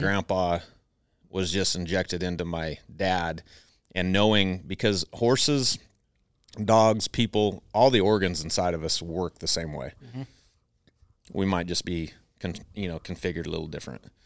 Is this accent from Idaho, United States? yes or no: yes; Southern Idaho, United States; I was raised in Southern Idaho